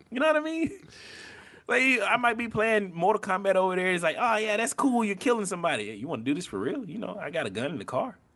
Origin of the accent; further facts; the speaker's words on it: the Bible Belt, United States; So I'm from the Bible Belt.